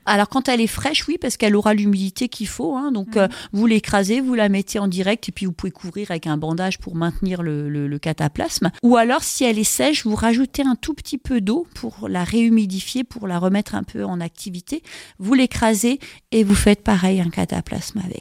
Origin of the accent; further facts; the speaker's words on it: Alsace, Grand Est, France; chez nous, en Alsace